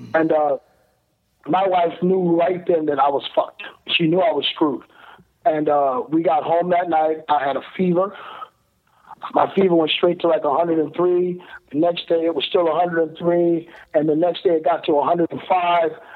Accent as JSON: {"language": "English", "region": "Ohio", "country": "United States", "said": "I'm from Ohio, Midwest you know, farmers"}